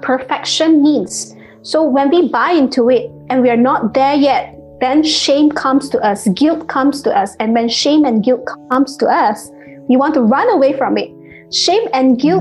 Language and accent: English; Malaysia; Malaysian, because that's where I'm from